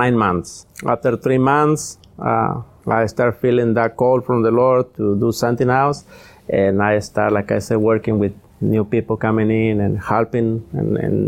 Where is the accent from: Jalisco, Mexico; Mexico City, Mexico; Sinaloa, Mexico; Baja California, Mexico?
Jalisco, Mexico; English is a second language; moved away as an adult; also born or lived in Anaheim, California; now in Los Angeles, United States; I came from Mexico, you know, Jalisco, from, Jalisco. And I was living there.